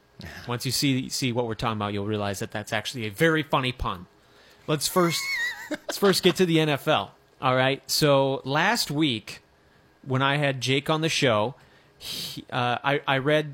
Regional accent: Michigan, United States; accent: Michigan

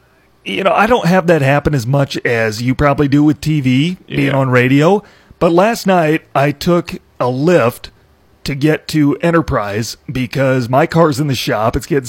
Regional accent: Iowa, United States; so where are you from? I'm like, Iowa.

